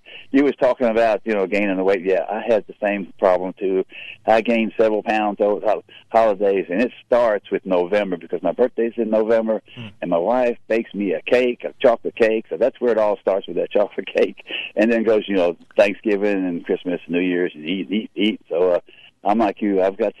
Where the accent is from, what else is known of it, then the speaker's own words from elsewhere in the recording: the North, United States; I can't talk with a Southern because I am from the North, but basically I'm really half and half because my dad is actually from West Tennessee.